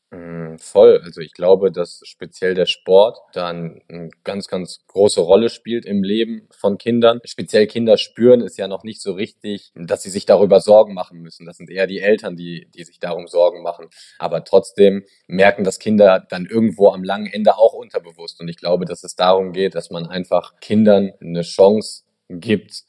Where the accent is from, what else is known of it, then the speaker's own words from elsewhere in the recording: Germany; hier in Deutschland